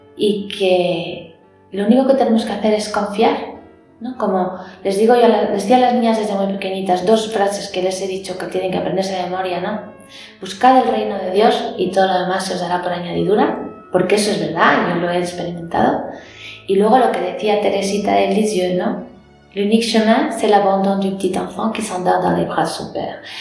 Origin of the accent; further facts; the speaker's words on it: Madrid, Community of Madrid, Spain; nací en Madrid, en una familia muy maravillosa